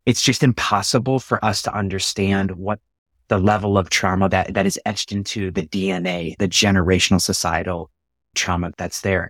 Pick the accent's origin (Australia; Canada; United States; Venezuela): United States; I'm a U S American